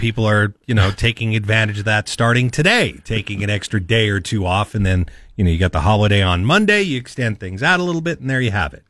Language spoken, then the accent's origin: English; Northern California, United States; I grew up mostly in Northern California